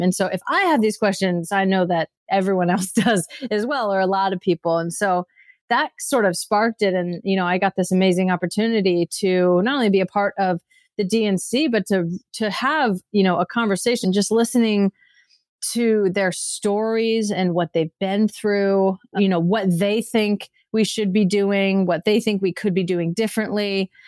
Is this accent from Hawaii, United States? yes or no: no; Redding, California, United States; I grew up in Redding, California